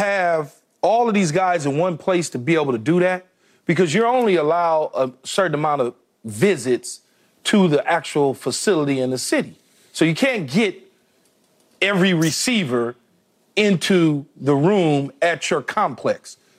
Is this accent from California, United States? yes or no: yes; Los Angeles, California, United States; It was about me growing up in South Los Angeles, which at the time was South Central LA, but now it's renamed South Los Angeles.